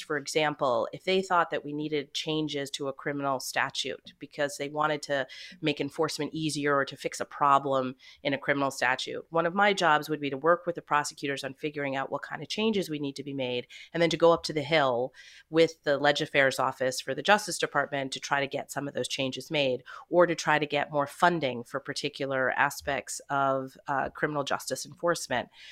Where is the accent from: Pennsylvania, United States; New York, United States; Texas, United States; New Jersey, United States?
New York, United States; suburbs of New York City, United States; also born or lived in Canada; we moved to the suburbs of New York City when I was five years old, and I've lived here ever since